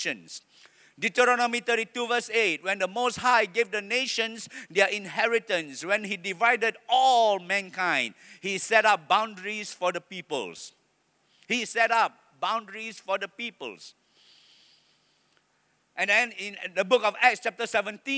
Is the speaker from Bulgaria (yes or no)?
no; Malaysia; I am proud to be a Malaysian